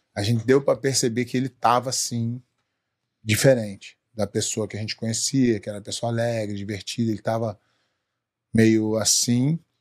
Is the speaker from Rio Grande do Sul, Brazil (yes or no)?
no; Rio de Janeiro, Brazil; moved away as an adult; also born or lived in São Paulo; now in United States; eu sou lá do Rio